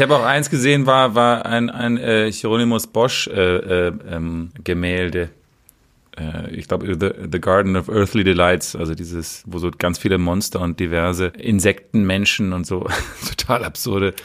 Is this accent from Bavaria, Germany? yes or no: no; Berlin, Germany; als Berliner